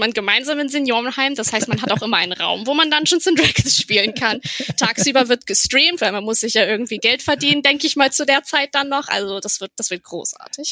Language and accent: German; Bremen, Germany; moved away as an adult; also born or lived in Berlin; aufgewachsen bin ich in Bremen ja. Im guten Norden an der Weser